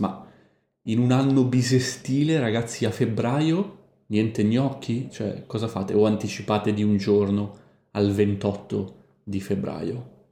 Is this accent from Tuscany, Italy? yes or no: no; Milan, Lombardy, Italy; now in Montevideo, Uruguay; a Milano la bistecca impanata, la chiamiamo noi